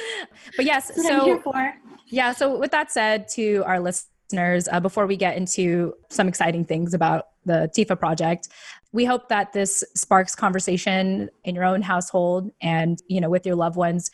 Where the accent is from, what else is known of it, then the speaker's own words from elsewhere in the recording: United States; We are Filipino American women.